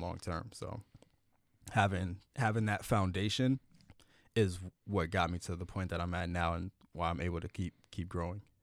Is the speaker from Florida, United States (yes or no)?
yes; Miami, Florida, United States; I grew up in Miami